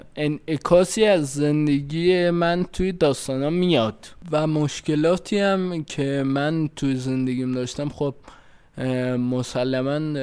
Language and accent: Persian; Fardis, Alborz, Iran; من مال فردیس کرس هستم